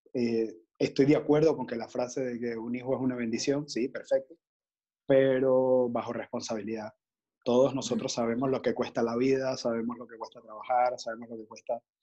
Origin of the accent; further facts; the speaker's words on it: La Guaira, Venezuela; now in Panama; desde Panamá, pero nacido en, La Guaira también